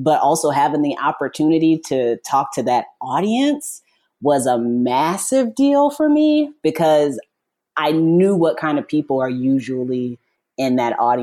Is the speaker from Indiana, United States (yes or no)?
yes; Indiana, United States; I'm from Indiana, mm-hmm. born and raised